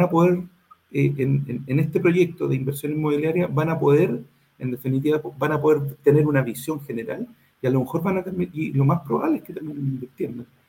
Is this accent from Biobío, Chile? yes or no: yes; Concepción, Biobío, Chile; yo soy de Concepción